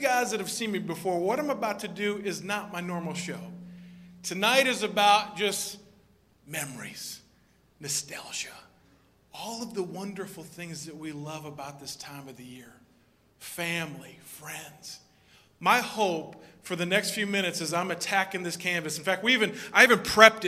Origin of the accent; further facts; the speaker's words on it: Minnesota, United States; moved away; I'm originally from Minnesota